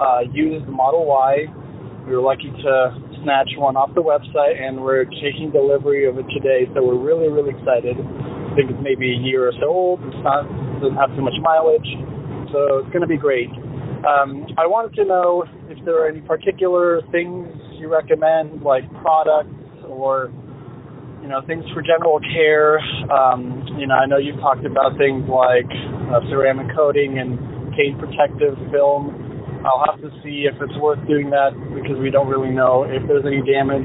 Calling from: Amory, Wisconsin, United States; Now I'm … from Amory, Wisconsin.

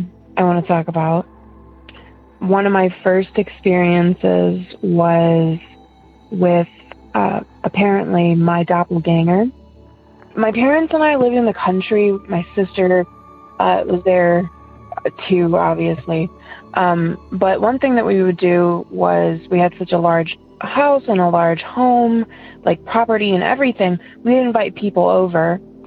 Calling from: Ohio, United States; I'm from Ohio.

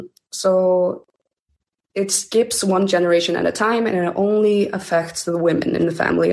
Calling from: Iceland

